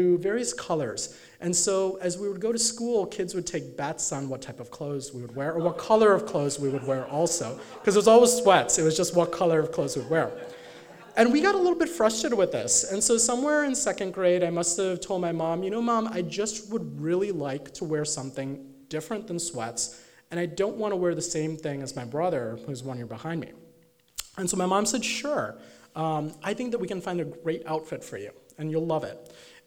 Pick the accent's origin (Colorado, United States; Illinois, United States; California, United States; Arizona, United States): Illinois, United States; Chicago suburbs; growing up in the Chicago suburbs as an Indian American kid